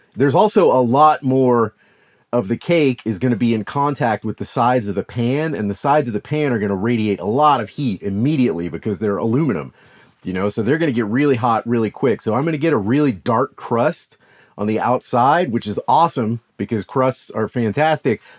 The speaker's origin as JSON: {"language": "English", "region": "the South", "country": "United States", "said": "I'm from the South"}